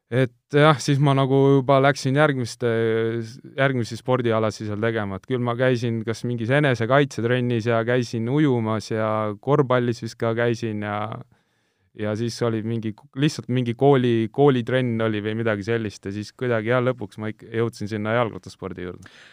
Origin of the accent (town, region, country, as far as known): Tallinn, Harju County, Estonia; born or raised there; also born or lived in Kuressaare, Saaremaa